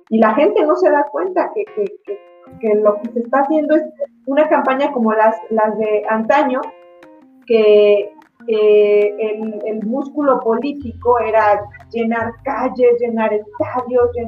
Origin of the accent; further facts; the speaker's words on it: Michoacán, Mexico; como ciudadanos, como mexicanos inteligentes, como michoacanos inteligentes